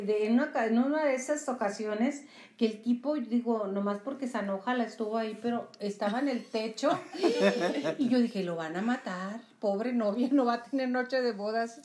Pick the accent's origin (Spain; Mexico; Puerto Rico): Mexico; northern Mexico; nosotros que somos norteños